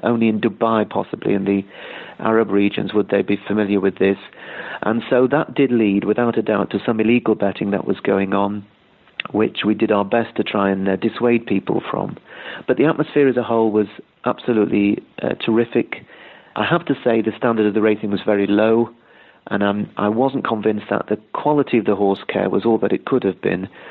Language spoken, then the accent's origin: English; United Kingdom; moved away; I'm originally from Britain